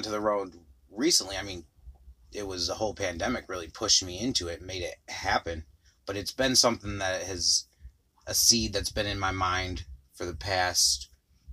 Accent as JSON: {"language": "English", "town": "Rochester", "region": "New York", "country": "United States", "moved": "yes", "said": "Originally, I'm from Rochester, New York. Right there in Finger Lakes region"}